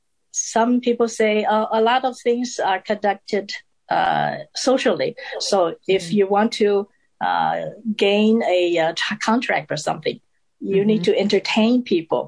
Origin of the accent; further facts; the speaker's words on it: Taiwan; English is a second language; also born or lived in Arlington, Virginia; now in United States; And in my hometown in Taiwan, the education system is also very different